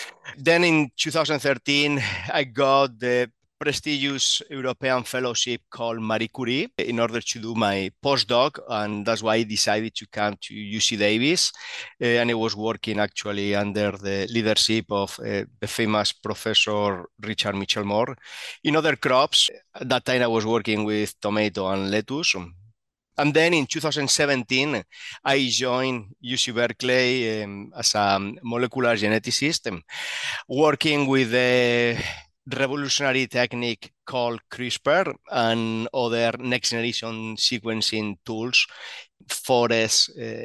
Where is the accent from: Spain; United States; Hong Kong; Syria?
Spain; So let me start about my origins. I'm actually from Spain.